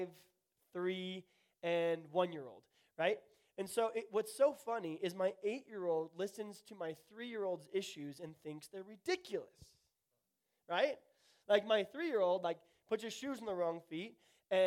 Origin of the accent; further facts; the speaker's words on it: Tulsa, Oklahoma, United States; also born or lived in the Midwest / the South; I grew up at a Tulsa Lutheran school in Tulsa, Oklahoma. I grew up in the Midwest and in the South.